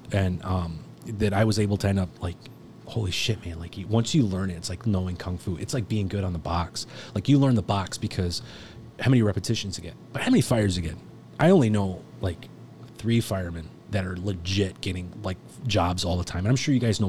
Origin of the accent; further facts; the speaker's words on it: New York, United States; I'm from Long Island, you know, Jewish.